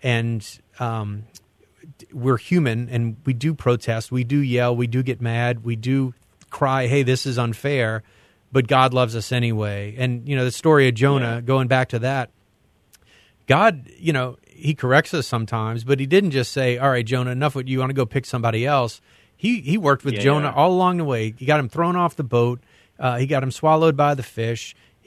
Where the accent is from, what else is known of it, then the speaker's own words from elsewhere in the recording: the South, United States; I grew up in the South